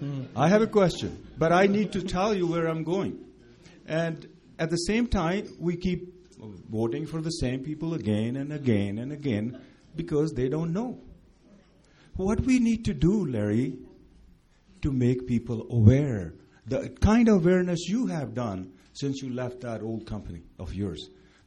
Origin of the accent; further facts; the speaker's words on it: India; now in Canada; And I came from India 40 years ago, lived in Southern Alberta for 40 years.